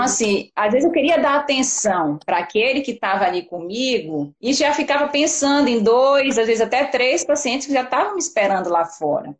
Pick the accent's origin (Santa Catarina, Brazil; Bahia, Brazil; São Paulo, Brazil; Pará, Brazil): Pará, Brazil; Belém; moved away as an adult; also born or lived in Belo Horizonte / Rio de Janeiro; now in Vitória, Brazil; eu sou paraense, então já tem 13 anos que eu moro fora de Belém